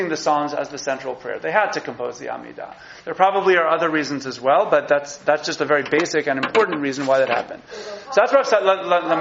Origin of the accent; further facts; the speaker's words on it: New York, United States; As a New Yorker